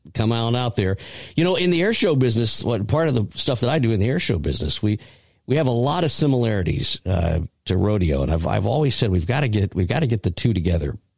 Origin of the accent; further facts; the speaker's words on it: Carrollton, Georgia, United States; it is my hometown